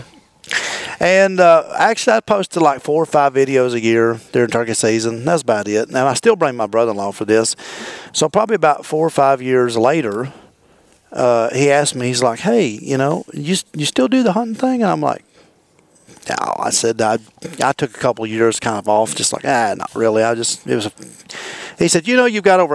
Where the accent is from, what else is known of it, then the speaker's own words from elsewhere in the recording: Virginia, United States; I'm from Virginia originally. I'm a Virginia native, you know, born, raised in Virginia